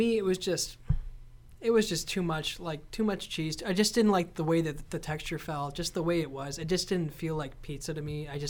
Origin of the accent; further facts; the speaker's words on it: Michigan, United States; I'm from the Michigan area.